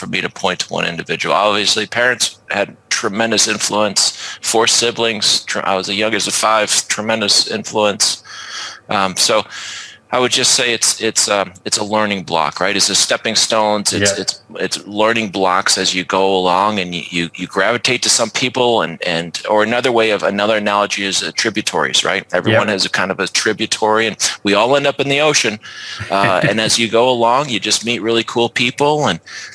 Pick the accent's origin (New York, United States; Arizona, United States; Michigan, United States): New York, United States; upstate; moved away; I grew up in the East Coast. I grew up in upstate New York